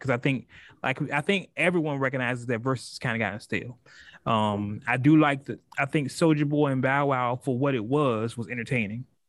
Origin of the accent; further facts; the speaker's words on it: West Coast, United States; I'm from the West Coast, and when you call somebody out, you call somebody out